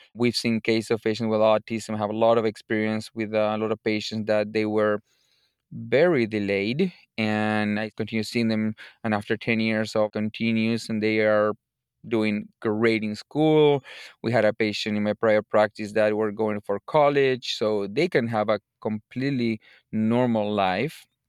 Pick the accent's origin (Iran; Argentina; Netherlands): Argentina; Buenos Aires Province; moved away as an adult; also born or lived in Chicago; now in United States; I'm originally from Argentina, from the province of Buenos Aires.